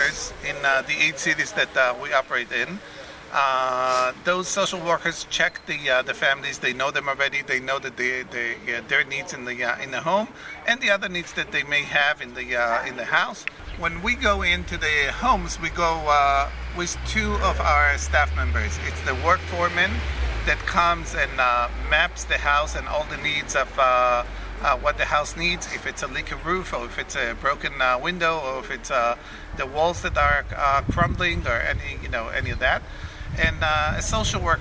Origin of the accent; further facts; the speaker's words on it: Jerusalem, Jerusalem District, Israel; also born or lived in United States; I grew up in the German colony in Jerusalem on Emek Rephaim